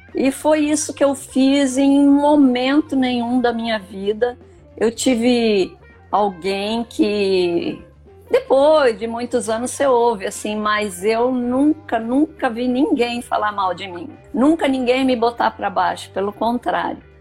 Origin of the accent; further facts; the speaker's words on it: Rio Grande do Sul, Brazil; moved away as an adult; now in Rondonópolis, Brazil; Eu sou filha de agricultor, né? Eu vim do Rio Grande do Sul é, em 1979 me casei e vim para cá